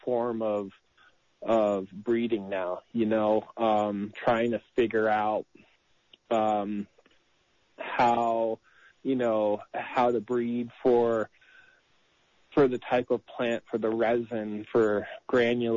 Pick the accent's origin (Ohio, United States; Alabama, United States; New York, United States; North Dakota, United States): New York, United States; now in California, United States; I grew up in New York.